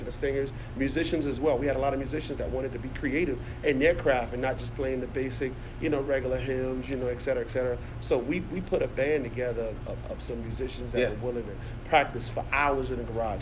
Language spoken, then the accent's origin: English; North Charleston, South Carolina, United States; I've been born here, raised here, went to school here, educated here, went to church here, learned everything I know here in North Charleston